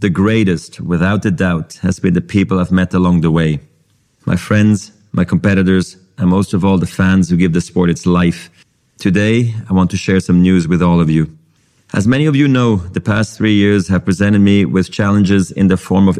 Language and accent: English; Basel, Basel-Stadt, Switzerland; I was a ball kid in my hometown of Basel